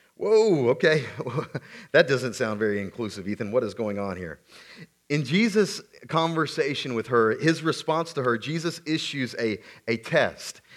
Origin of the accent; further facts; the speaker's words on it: South Carolina, United States; I grew up in the Deep South, South Carolina